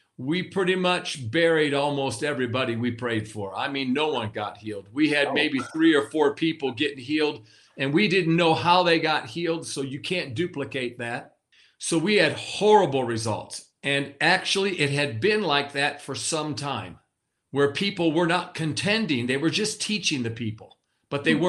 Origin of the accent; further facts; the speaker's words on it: Western New York, United States; I'm from New York, you know. I was born and raised in New York, Western New York, not the city.